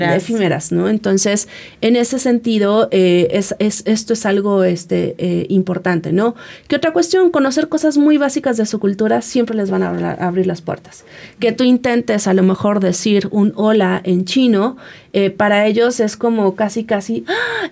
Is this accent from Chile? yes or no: no; Mexico